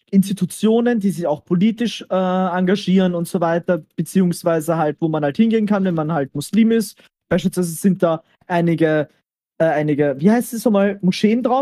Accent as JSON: {"language": "German", "country": "Austria"}